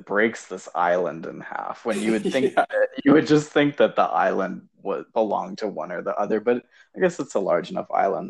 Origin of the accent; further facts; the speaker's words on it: United States; as definitely American citizens